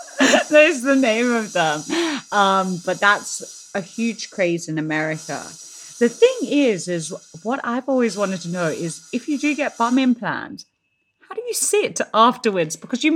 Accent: Australia; now in London, United Kingdom; not actually a lot of people know that I'm from Australia in London. A lot of them think I'm South African.

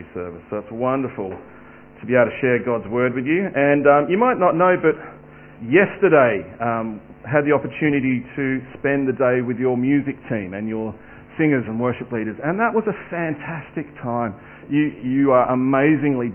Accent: Sydney, New South Wales, Australia; also born or lived in Adelaide; Moved to Sydney, and I was raised in the Hills District out in the southwest, in the northwest.

